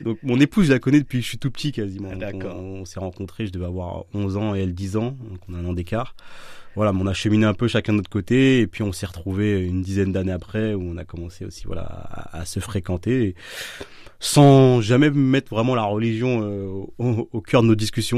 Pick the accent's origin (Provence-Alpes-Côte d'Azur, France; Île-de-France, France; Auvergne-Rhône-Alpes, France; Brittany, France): Île-de-France, France; Villeneuve-Saint-Georges; moved away as an adult; now in Orléans, France; Alors, je viens de la région parisienne. Donc, je suis né euh, dans 94 à Villeneuve-Saint-Georges